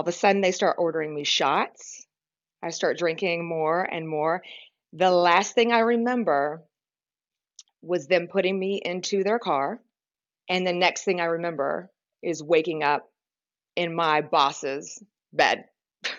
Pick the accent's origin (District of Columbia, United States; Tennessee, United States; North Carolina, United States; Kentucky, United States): Kentucky, United States; I grew up in Kentucky